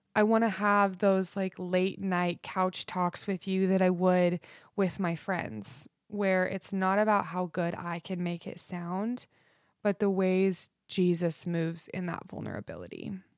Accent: Idaho, United States; I grew up in Idaho, um, which will probably explain my love for country. Um, I was raised out in the foothills

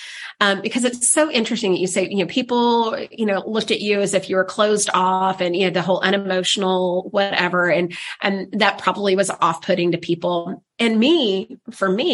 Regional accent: the South, United States; I'm from the South

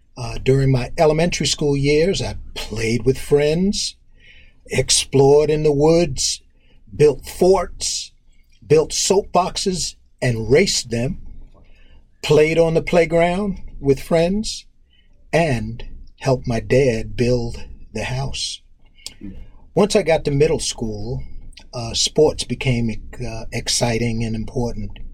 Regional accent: Roosevelt, New York, United States; born or raised there; also born or lived in Harlem, New York City / Queens, New York

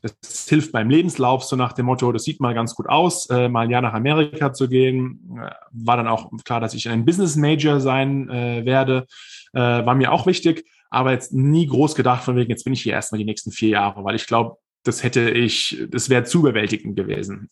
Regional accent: Viernheim, Hesse, Germany; moved away as an adult; also born or lived in Mannheim / New York; now in United States; in Mannheim geboren, in Viernheim aufgewachsen. Das ist noch ein kleiner Hessenzipfel, äh, aber man hört vielleicht auch noch, wo ich herkomme

